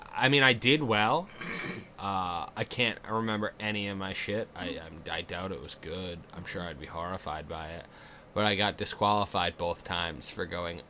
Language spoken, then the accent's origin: English; Massachusetts, United States; moved away; I come from Massachusetts, the gayest fucking place